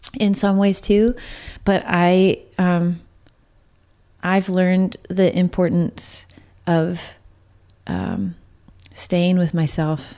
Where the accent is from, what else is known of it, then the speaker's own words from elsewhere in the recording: Santa Cruz County, Northern California, United States; I grew up in Northern California most of my life, but which was an odd combo to like grow up in Santa Cruz County